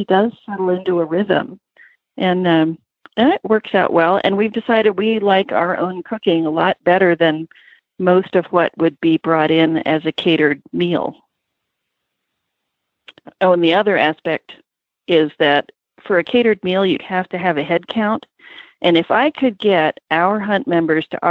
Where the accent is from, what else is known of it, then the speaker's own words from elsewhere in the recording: Virginia Beach, Virginia, United States; moved away as an adult; also born or lived in California; I grew up hunting in Virginia, in the Virginia Beach area